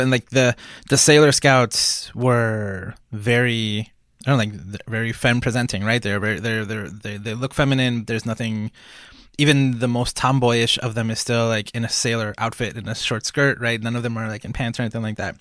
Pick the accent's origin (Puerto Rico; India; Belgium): Puerto Rico; growing up in Puerto Rico